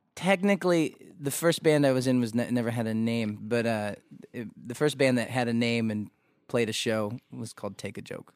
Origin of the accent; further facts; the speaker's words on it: Missouri, United States; growing up in Missouri